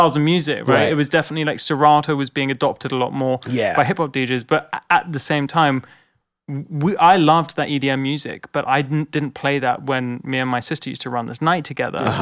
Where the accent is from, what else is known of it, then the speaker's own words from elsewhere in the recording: London, United Kingdom; I'm from London.